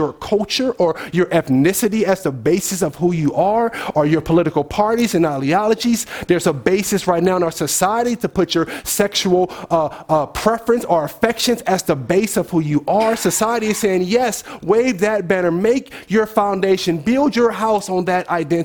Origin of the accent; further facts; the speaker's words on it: Oakland, California, United States; Oakland's finest